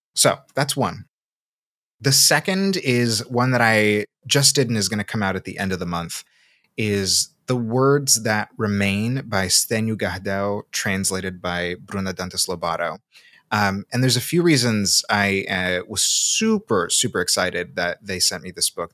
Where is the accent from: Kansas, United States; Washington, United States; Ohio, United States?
Washington, United States; Seattle; accent: Pacific Northwest; also born or lived in Salvador, Brazil / Massachusetts; I was born in Salvador, and I came to Seattle pretty young. I grew up there, so that's where a lot of, that's where a lot of my accent comes from, is the Pacific Northwest